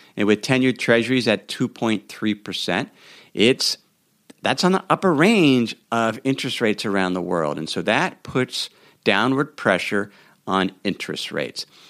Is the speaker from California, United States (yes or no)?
no; Cincinnati, Ohio, United States; moved away; my hometown of Cincinnati, Ohio